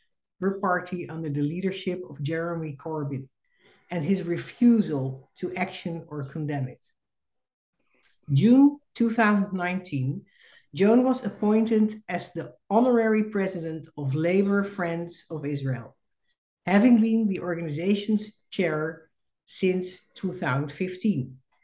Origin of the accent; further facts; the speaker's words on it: Netherlands; moved away as an adult; now in United States; I am a Dutch Jew and the daughter of Holocaust survivors. In 2006, I immigrated to the United States because of the rising anti-Semitism in Europe.